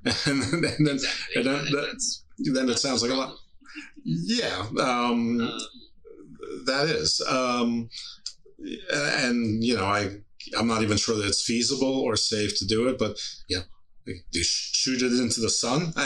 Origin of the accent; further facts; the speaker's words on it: New York, United States; I grew up in New York